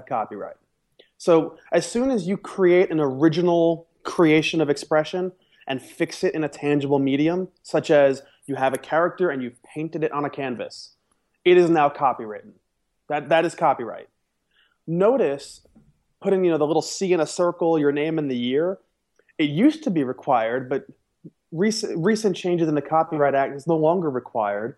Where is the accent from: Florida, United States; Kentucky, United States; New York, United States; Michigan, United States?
New York, United States; I'm from New York